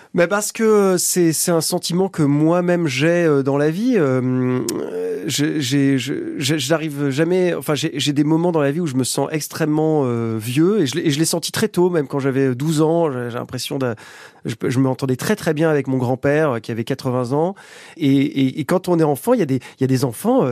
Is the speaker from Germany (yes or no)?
no; Ossau Valley, Béarn, Nouvelle-Aquitaine, France; also born or lived in Oloron-Sainte-Marie / Pau; j'ai grandi en Vallée d'Ossau.